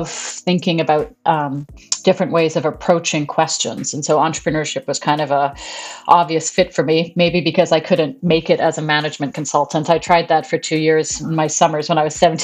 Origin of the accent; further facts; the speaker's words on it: Canada; moved away as an adult; now in Berlin, Germany; I grew up in Canada